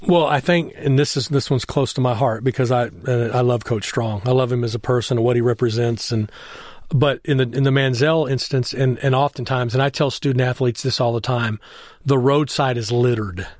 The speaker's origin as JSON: {"language": "English", "town": "Temple", "region": "Texas", "country": "United States", "tie": "born or raised there", "moved": "yes", "said": "I grew up in Temple, Texas, where it was a football factory"}